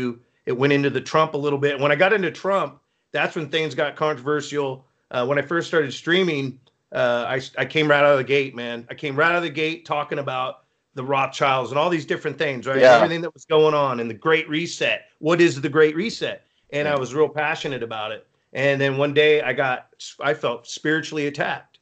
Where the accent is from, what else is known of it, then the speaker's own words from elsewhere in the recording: Northern California, United States; I'm from Northern California